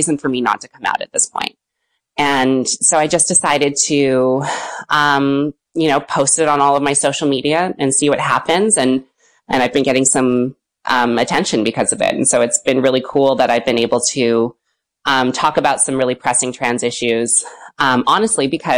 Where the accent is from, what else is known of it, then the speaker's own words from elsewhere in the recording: West Vancouver, British Columbia, Canada; I grew up in West Van.